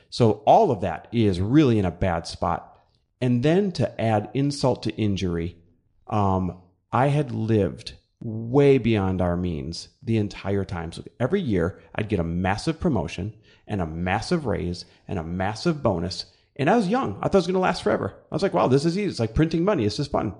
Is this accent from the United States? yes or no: yes; Midwest, United States; moved away as an adult; I'm Midwest born and raised